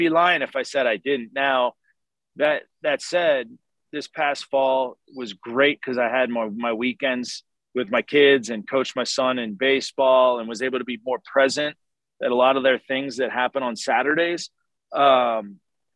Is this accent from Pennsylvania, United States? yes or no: yes; Philadelphia, Pennsylvania, United States; now in Atlanta, United States; growing up in Philly